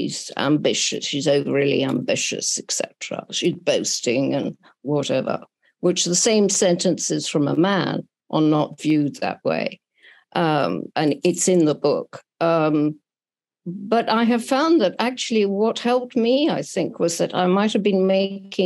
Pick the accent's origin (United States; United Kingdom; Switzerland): United Kingdom; London; I was brought up here in London, French parents, who deliberately put themselves in exile